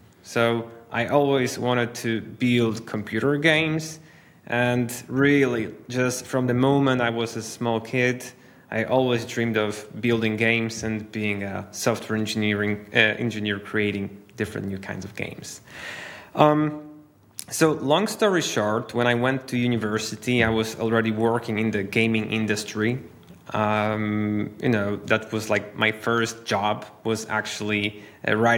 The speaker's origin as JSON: {"language": "English", "town": "Wrocław", "region": "Lower Silesian Voivodeship", "country": "Poland", "tie": "born or raised there", "said": "I'm actually in my hometown, which is Poland, Wrocław, one of the major cities west south of Poland."}